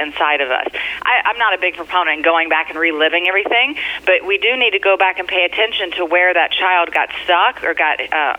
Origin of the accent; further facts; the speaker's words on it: Kentucky, United States; also born or lived in California; now in New York, United States; I'm originally from Kentucky, and I came here via California, so I've been all over the country.